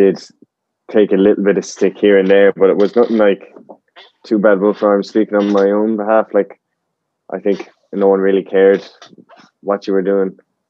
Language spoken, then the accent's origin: English; County Clare, Munster, Ireland; I'm 20, from Clare.